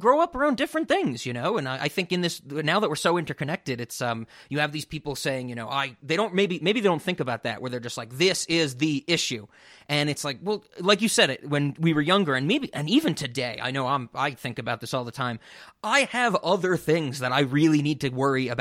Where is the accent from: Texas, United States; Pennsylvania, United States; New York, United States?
New York, United States; growing up in New York